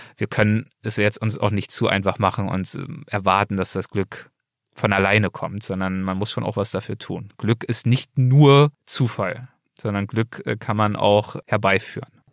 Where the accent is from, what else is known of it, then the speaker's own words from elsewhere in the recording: Berlin, Germany; moved away as an adult; now in Los Angeles, United States; Berlin ist mein Geburtsort. Berlin ist der Ort, an dem ich aufgewachsen bin